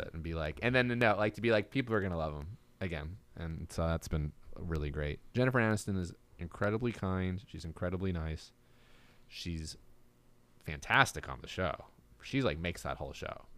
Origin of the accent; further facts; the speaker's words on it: Marlboro, New Jersey, United States; moved away; I'm from Marlboro